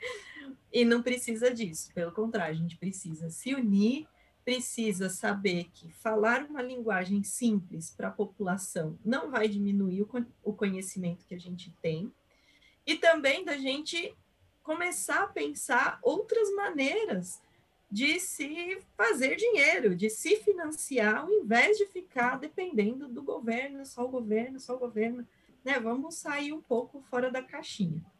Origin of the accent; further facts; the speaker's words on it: Brazil; moved away as an adult; also born or lived in Barcelona; eu sou do Brasil, saí do Brasil com uma bolsa